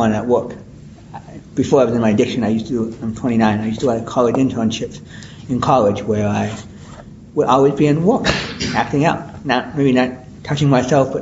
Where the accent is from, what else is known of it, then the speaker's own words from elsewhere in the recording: Minnesota, United States; moved away as an adult; I don't live in the state where I'm from Minnesota originally